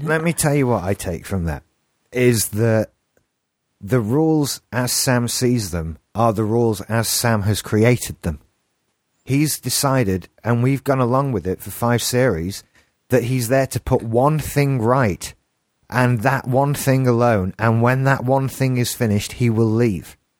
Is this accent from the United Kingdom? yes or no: yes; England, United Kingdom; accent: English; my English accent